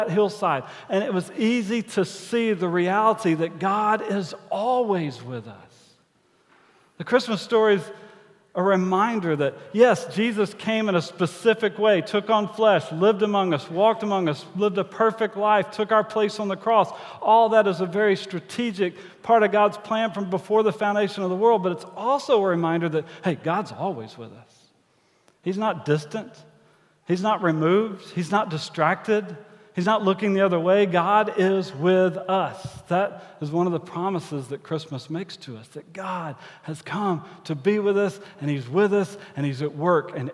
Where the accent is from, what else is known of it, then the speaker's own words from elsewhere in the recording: Angleton, Texas, United States; which is really close to where I grew up in Angleton, Texas, home of the Wildcats, purple and white, fight, fight, fight.